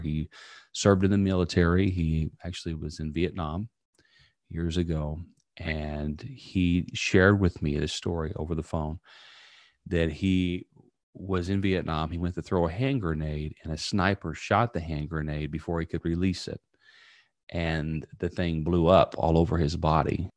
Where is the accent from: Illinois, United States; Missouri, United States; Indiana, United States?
Indiana, United States; now in Tampa, United States; growing up in a small town in Indiana, I now live in Tampa, Florida